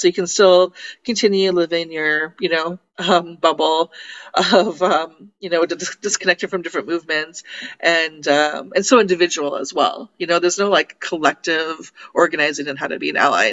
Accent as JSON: {"language": "English", "town": "Toronto", "region": "Ontario", "country": "Canada", "said": "I'm from Toronto"}